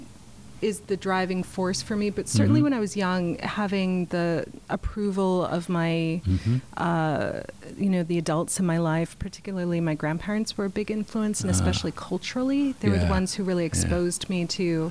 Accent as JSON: {"language": "English", "town": "Boston", "region": "Massachusetts", "country": "United States", "tie": "born or raised there", "moved": "yes", "lives_now": "Portland, United States", "said": "I grew up in the Boston area"}